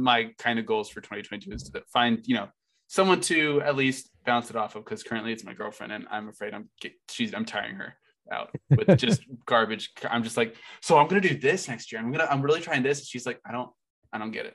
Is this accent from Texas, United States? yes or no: no; Oklahoma, United States; I'm from Oklahoma